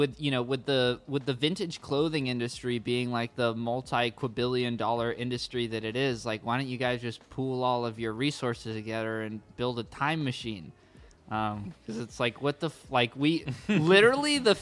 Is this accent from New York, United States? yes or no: no; Santa Ana, California, United States; we grew up in Santa Ana